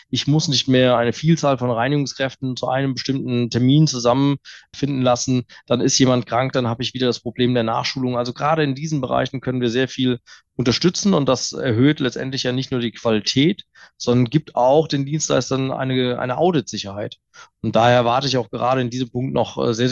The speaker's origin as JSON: {"language": "German", "town": "Mainz", "region": "Rhineland-Palatinate", "country": "Germany", "said": "als, als Mainzer hier aus dem guten Rheinhessen den Wein einfach doch zu sehr."}